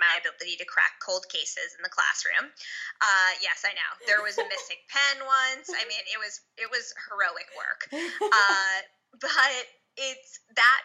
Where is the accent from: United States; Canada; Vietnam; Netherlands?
United States; Larchmont, New York; I grew up in Westchester County, just outside the city in a town called Larchmont.